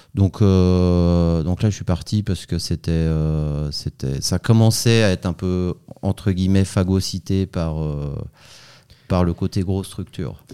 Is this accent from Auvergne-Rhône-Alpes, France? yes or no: yes; Chambéry, Auvergne-Rhône-Alpes, France; moved away as an adult; also born or lived in Paris / Lausanne; now in Switzerland; je suis né à Chambéry en Savoie